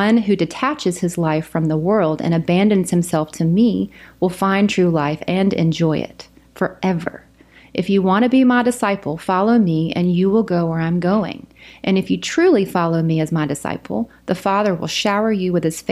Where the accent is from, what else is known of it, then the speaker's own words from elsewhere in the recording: South Carolina, United States; moved away as an adult; also born or lived in Houston, Texas / China; now in Oklahoma, United States; I'm from South Carolina